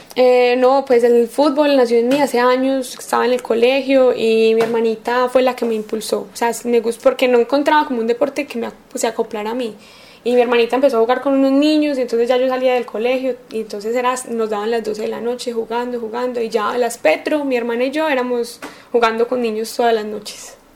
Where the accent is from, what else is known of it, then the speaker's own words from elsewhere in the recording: Antioquia, Colombia; soy paisa, entre comillas, porque no nací acá, pero siempre me crié en Antioquia